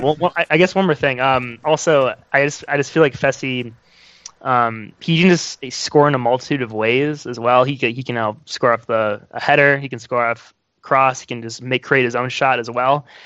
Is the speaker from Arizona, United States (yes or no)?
no; Wisconsin, United States; moved away as an adult; also born or lived in Chicago; now in Indianapolis, United States; when I was growing up in Wisconsin, I played played soccer